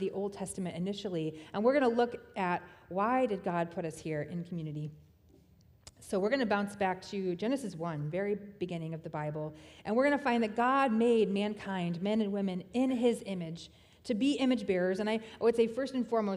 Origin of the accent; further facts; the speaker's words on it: Tennessee, United States; I was born in Tennessee